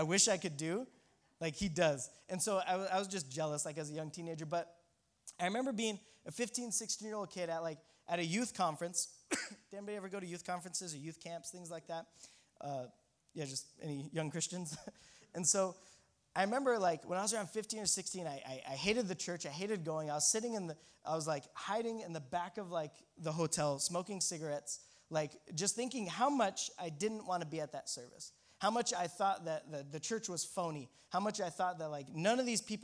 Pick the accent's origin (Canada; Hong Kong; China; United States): United States; Colorado; me and my buddy from Colorado, if I didn't mention, we're from Colorado